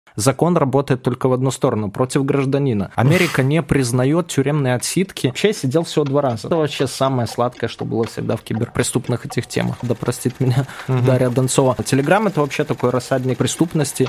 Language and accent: Russian; Belarus; moved away as an adult; now in Moscow, Russia; я сам белорус как бы по рождению и жил там, вот в Москве я 5 лет всего живу